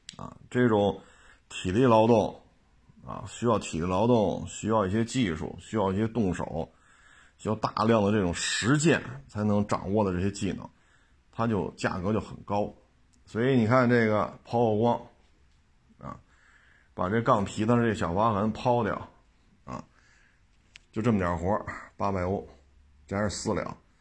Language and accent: Chinese; China; 咱们都是中国人嘛